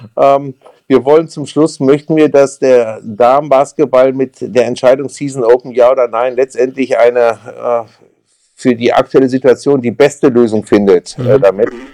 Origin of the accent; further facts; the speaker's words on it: Mülheim an der Ruhr, North Rhine-Westphalia, Germany; Groß geworden bin ich in Mühlheim an der Ruhr, das ist im ähm, Ruhrgebiet